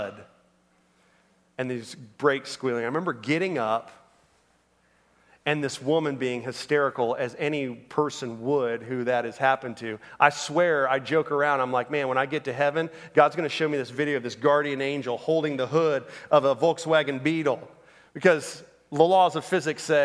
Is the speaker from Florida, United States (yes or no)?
yes; Orlando, Florida, United States; I grew up in Orlando, Florida